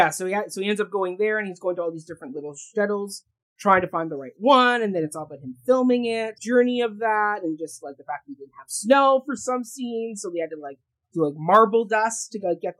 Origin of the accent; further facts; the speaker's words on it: Canada; I'm Canadian, yes, but he's not Jewish.